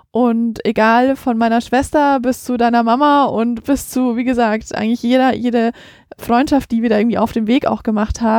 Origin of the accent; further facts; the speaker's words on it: Croatia; Ich komme aus Kroatien.